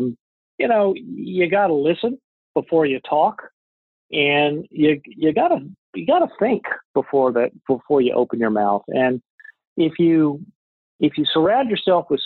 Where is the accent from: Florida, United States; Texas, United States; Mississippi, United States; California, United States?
Texas, United States; Fort Worth; I grew up in Texas, Fort Worth, Texas